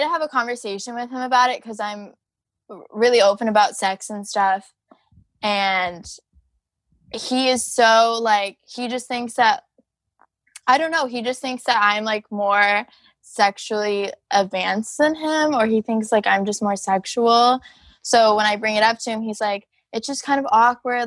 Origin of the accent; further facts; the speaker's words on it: Rockford, Illinois, United States; my hometown is Rockford, Illinois, too.